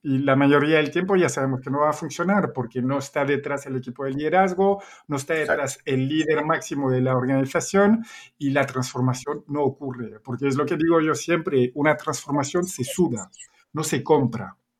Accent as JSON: {"language": "Spanish", "country": "Belgium", "also_born_or_lived": "Spain / Chile", "accent": "Belgian", "second_language": "Spanish", "moved": "as an adult", "said": "yo soy belga, se nota el acento"}